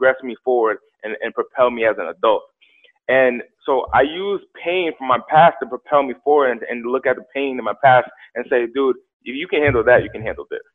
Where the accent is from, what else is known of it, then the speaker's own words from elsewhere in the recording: Central Falls, Rhode Island, United States; also born or lived in Pawtucket, Rhode Island; now in Los Angeles, United States; Central Falls, and Pawtucket, Rhode Island. Both of these cities where I was raised